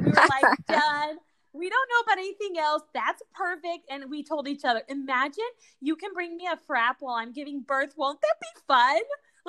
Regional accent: Guatemala; born there; English is a second language; also born or lived in Argentina / Mexico; I was born in Guatemala. The rest of my siblings, you know, like, Guatemala and Argentina, my little sister in Mexico, because these are the places we lived.

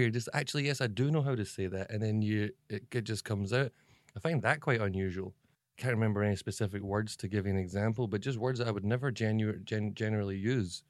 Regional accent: Scotland, United Kingdom; moved away as an adult; now in Shanghai, China; I'm a Scottish guy

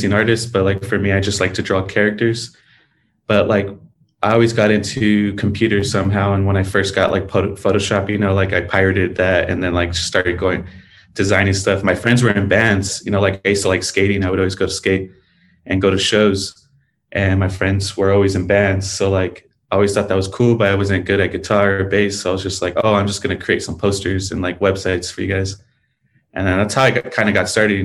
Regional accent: El Centro, California, United States; moved away as an adult; also born or lived in Calexico; I grew up in the Valley, you know, I was there for like 20 years

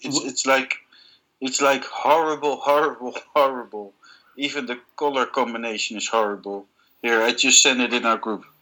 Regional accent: Malaga, Andalusia, Spain; I was born in Malaga and I am a Malagueño

